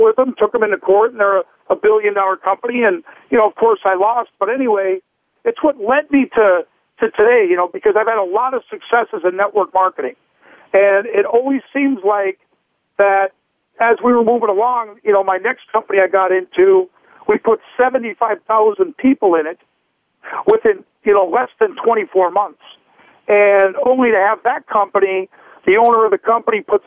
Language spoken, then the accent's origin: English; North Dakota, United States; my family life growing up in North Dakota